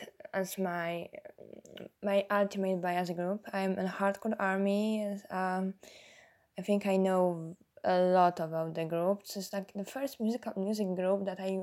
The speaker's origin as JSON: {"language": "English", "country": "Poland", "second_language": "English", "said": "I'm from Poland. So it makes me the only person on the Discord chat with who is not based in US"}